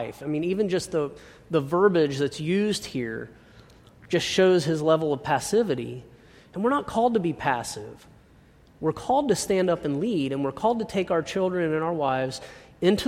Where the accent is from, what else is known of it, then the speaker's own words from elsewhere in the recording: United States; growing up in America